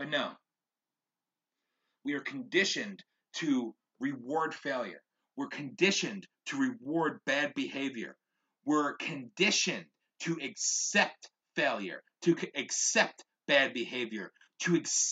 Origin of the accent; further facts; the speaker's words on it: United States; as an American